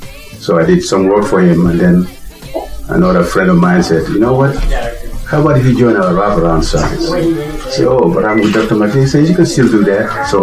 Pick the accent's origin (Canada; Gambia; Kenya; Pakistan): Gambia; now in United States; I'm from Gambia, West Africa.